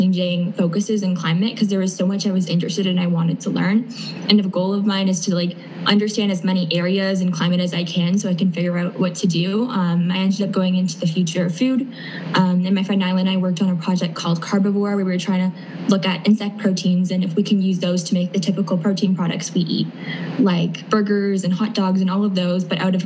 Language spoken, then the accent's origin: English; Canada; I'm from Canada